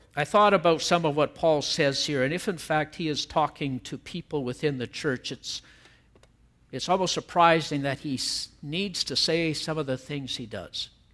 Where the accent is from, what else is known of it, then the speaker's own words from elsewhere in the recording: Canada; we are Canadians. I am a Canadian, and I'm happy that God has allowed me to live here.